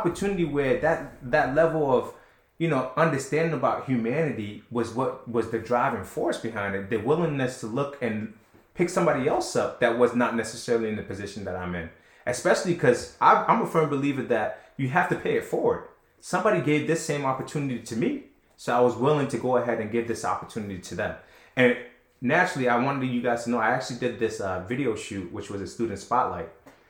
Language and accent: English; Ghana; born there; I was born in Ghana, Trev. Like, right, I was right. born there.